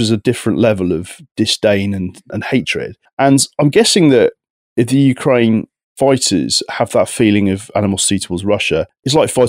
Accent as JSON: {"language": "English", "country": "United Kingdom", "also_born_or_lived": "France", "said": "as a Brit"}